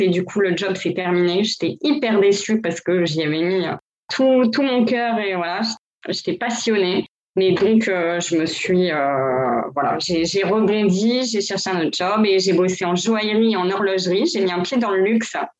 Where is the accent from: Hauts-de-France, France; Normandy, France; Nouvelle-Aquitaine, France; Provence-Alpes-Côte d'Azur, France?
Hauts-de-France, France; Gravelines; first language French; moved away as an adult; also born or lived in Lille / New York; now in Miami, United States; je suis originaire du Nord, je viens de Lille. Et voilà, j'ai grandi près de Dunkerque, Gravelines